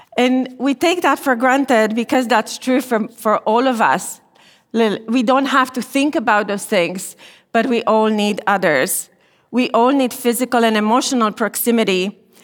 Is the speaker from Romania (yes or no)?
yes; Romania; moved away as an adult; I was born and I grew up in Romania during communism.